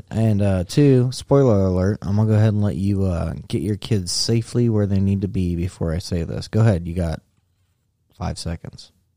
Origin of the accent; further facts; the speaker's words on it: United States; as American